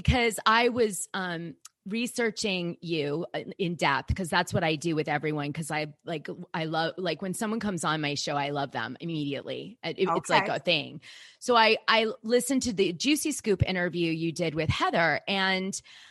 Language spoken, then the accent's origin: English; Boston, Massachusetts, United States; in Boston, I grew up with a very strong Italian side